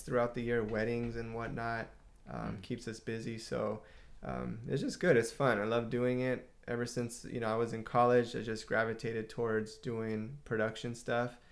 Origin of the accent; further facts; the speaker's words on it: Southern California, United States; we're Southern California, uh, born and raised and uh, not far from Los Angeles